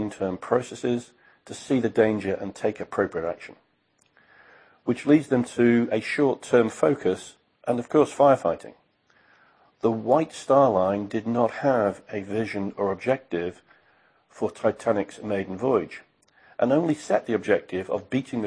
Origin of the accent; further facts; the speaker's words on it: United Kingdom; As a British guy